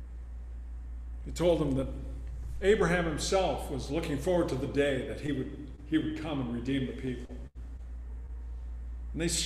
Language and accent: English; Southern California, United States; also born or lived in Spokane, Washington; growing up in Southern California, junior high and high school